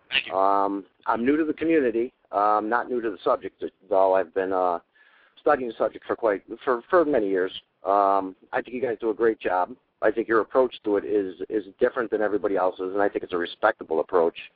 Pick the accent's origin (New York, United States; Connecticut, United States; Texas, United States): Connecticut, United States; I'm in, I'm from Connecticut.